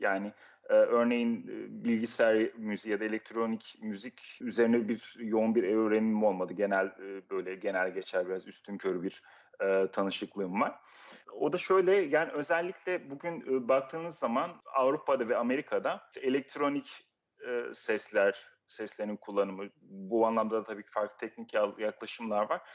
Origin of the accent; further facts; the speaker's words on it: Turkey; moved away as an adult; also born or lived in Uzbekistan / Amsterdam, Netherlands; now in Vienna, Austria; Türkiye'de doğdum, büyüdüm.